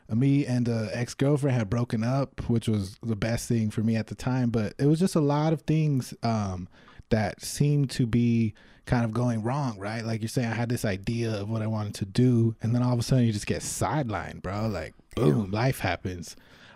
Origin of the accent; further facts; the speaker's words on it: Los Angeles, California, United States; I'm from Los Angeles, California, originally. I moved back and forth between Alhambra and El Sereno